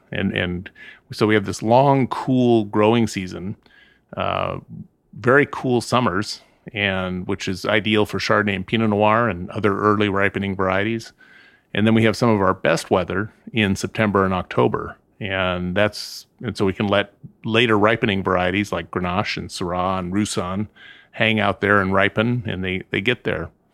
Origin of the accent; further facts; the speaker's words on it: Southern California, United States; also born or lived in Santa Ynez Valley, California; I grew up in Southern California.